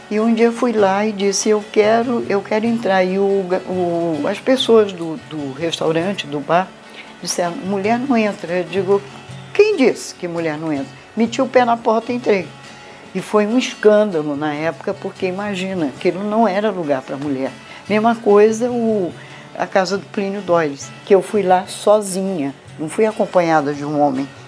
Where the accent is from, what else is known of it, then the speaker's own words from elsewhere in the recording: Belém, Pará, Brazil; Eu sou de Belém do Pará. Minha mãe é do interior e eu da capital, da, de Belém.